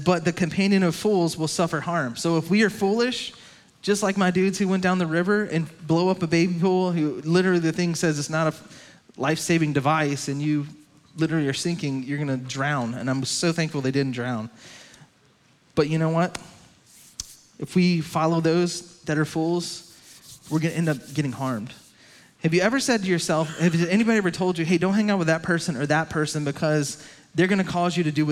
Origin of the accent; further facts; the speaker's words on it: Lowcountry, South Carolina, United States; my hometown, down to Lowcountry